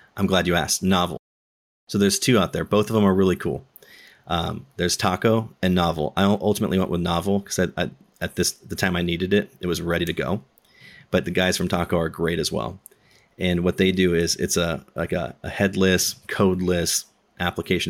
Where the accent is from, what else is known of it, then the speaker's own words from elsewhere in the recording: Southern California, United States; I'm from SoCal